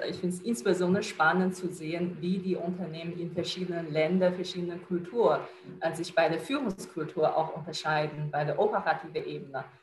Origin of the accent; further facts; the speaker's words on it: China; now in Germany; Ich bin {S1} Chinesin, äh, in China geboren, aufgewachsen. Vor acht Jahren bin ich nach Deutschland gekommen.